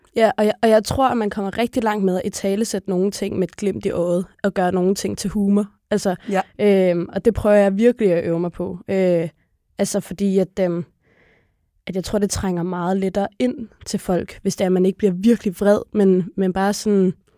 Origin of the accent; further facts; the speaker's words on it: Copenhagen, Capital Region of Denmark, Denmark; så er jeg født og opvokset på Blågårdsplads Plads inde i kernen af på København Nørrebro